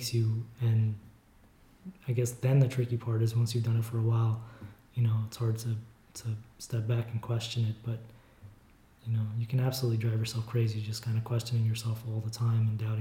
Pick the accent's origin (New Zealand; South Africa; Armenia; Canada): Armenia; now in United States; we grew up in Armenia in the USSR